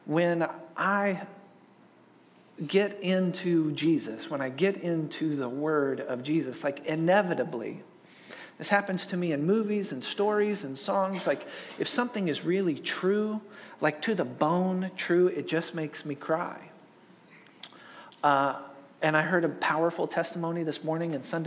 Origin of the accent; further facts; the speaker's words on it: Kansas City, United States; moved away; I grew up in the Central Plains, right? I grew up in Kansas City